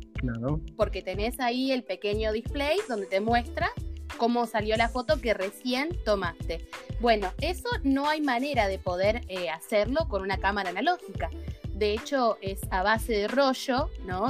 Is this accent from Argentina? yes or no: yes; Ushuaia, Tierra del Fuego, Argentina; vivo, nací y me crié en Ushuaia